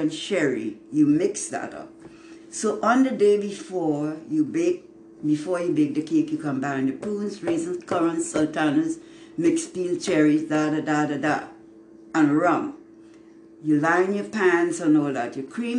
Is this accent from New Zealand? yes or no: no; Trinidad & Tobago; now in Spring, United States; Years of a child growing up in Trinidad